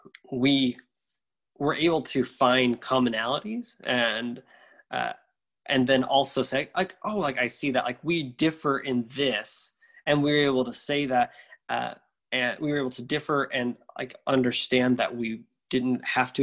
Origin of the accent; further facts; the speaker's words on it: the South, United States; I grew up in the South, and the town where I grew up in had a terrible public school.